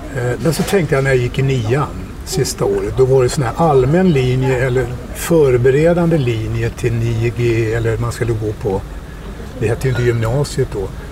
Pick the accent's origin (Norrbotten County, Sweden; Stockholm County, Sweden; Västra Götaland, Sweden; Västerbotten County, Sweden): Stockholm County, Sweden; Stockholm; Jag började ju spela fotboll, eh, sex, sju år i Bagarmossen där jag är uppvuxen